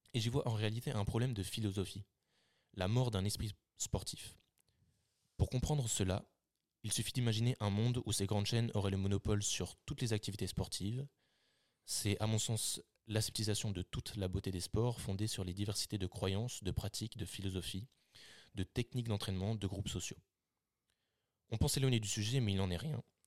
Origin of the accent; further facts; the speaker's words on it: Lille, Hauts-de-France, France; nous on est de Lille